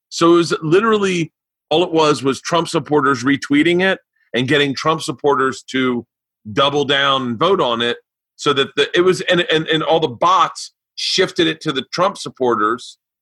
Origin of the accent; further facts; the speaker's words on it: Florida, United States; moved away; I grew up in Florida